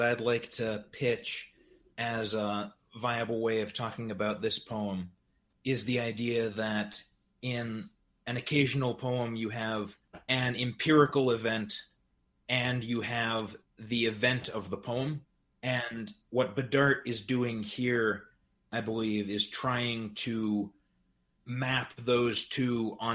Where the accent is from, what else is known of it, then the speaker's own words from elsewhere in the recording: New Hampshire, United States; I'm a poet and translator from New Hampshire